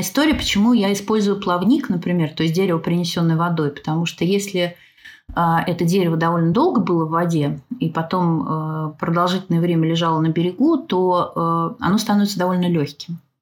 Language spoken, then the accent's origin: Russian; Moscow, Russia; moved away as an adult; now in Smolensk, Russia; Я вообще из Москвы